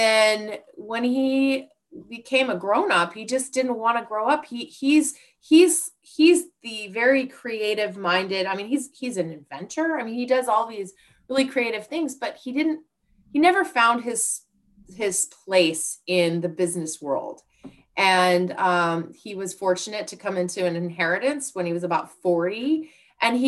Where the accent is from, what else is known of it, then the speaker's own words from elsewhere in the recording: Bend, Oregon, United States; also born or lived in Pullman, Washington / Seattle, Washington; I grew up in Bend